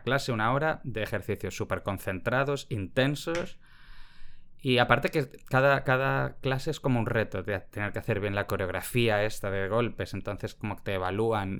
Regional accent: Barcelona, Catalonia, Spain; also born or lived in Vitoria; desde que éramos pequeños, es que tengo tres años, nos fuimos a... Mi familia se mudó a Barcelona

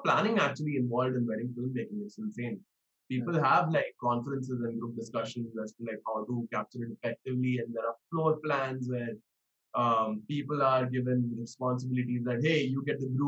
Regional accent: Mumbai, Maharashtra, India; also born or lived in New York; I come from Bombay.

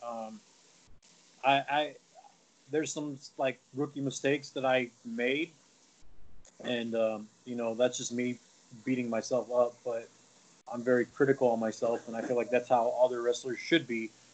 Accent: Albuquerque, New Mexico, United States; also born or lived in Texas; now in Nevada, United States; I'm from New Mexico, uh, Albuquerque, New Mexico

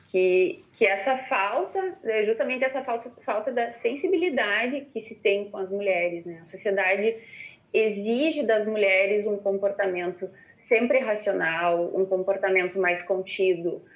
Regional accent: Ijuí, Rio Grande do Sul, Brazil; sou natural de Juiz

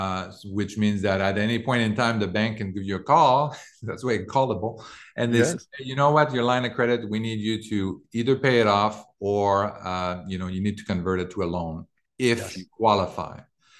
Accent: Canada; moved away; I came from Canada in 2000.

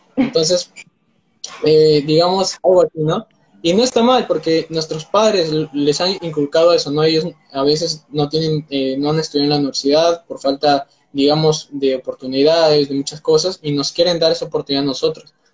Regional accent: Peru; tengo 19 años, soy de Perú

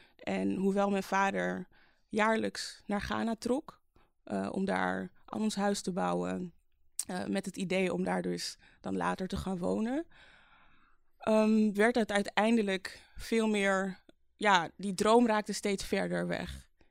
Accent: Amsterdam, North Holland, Netherlands; geboren in Amsterdam in 1988 eh, als middelste van vijf kinderen

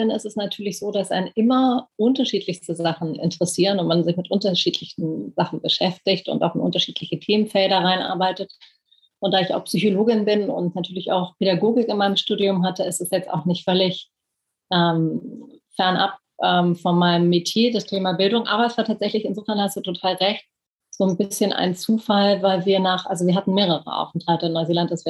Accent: Berlin, Germany; Ich bin Berlinerin, bin tatsächlich auch hier geboren und aufgewachsen was ähm, irgendwie sehr prägend war aufgrund der, der Teilung, aufgrund des, der Mauer

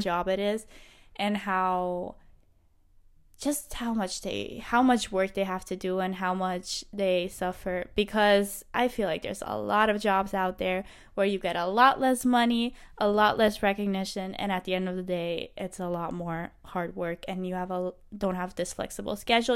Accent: Thun, Bern, Switzerland; moved away as an adult; now in Madrid, Spain; I am from Switzerland, from Thun, Switzerland. I am currently living

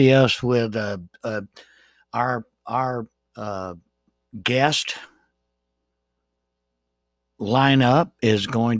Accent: Jacksonville, Florida, United States; I have grown up in Jacksonville my entire life. I was born in Jacksonville, and I am going to be going into my 60th year in Jacksonville

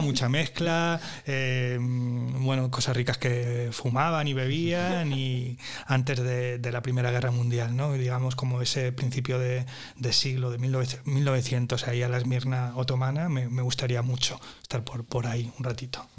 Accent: Andalusia, Spain; Soy ahí un, un andaluz

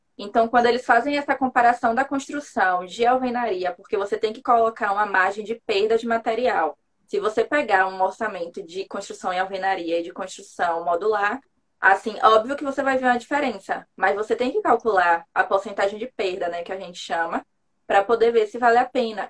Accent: Salvador, Bahia, Brazil; eu sou baiana

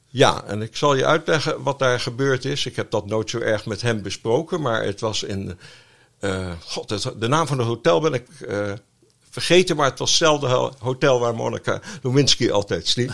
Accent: Amsterdam, North Holland, Netherlands; now in The Hague, Netherlands; Ik ben nota bene geboren in Amsterdam

